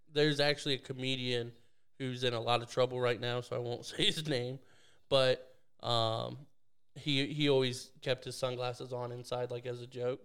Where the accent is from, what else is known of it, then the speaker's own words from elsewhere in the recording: Canada; moved away; I'm, I'm Canadian